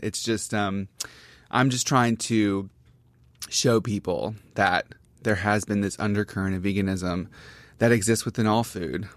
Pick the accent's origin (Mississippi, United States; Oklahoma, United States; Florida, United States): Mississippi, United States; Gulfport; moved away as an adult; also born or lived in Jackson, Mississippi / New York; I'm from Gulfport, which is on the coast